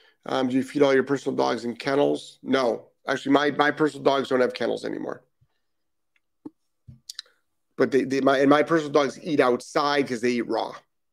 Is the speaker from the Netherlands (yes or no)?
yes; Netherlands; English is a second language; My English is a bit strange. I'm from Holland.